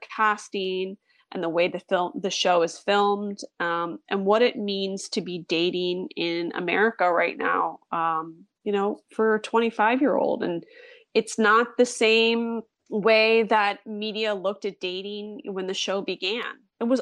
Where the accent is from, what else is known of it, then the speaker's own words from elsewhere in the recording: Philadelphia, Pennsylvania, United States; I'm from Philadelphia